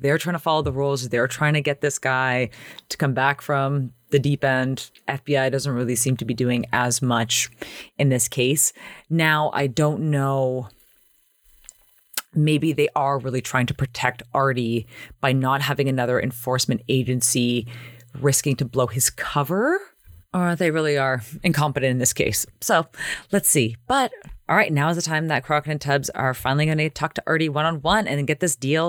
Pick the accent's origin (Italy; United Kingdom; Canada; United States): Canada; Toronto, Ontario; back in my day growing up in Toronto